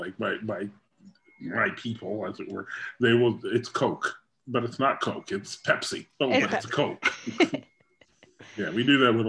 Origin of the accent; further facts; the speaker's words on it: Canada; "Oh, from Canada." And they were talking about my accent